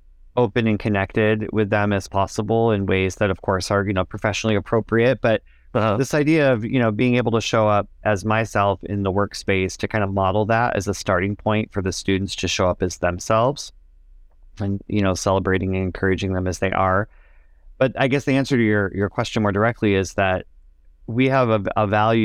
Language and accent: English; Michigan, United States; after teaching for 2 years in a small town back home in my home state of Michigan